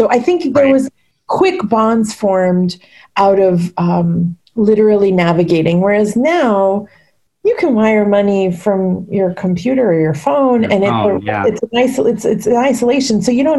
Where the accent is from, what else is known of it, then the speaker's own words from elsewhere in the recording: United States; also born or lived in Puerto Rico; So I think Indian kids grow up in America and you know, not to be kind of cliche about it, but you're Indian at home and you're American at school.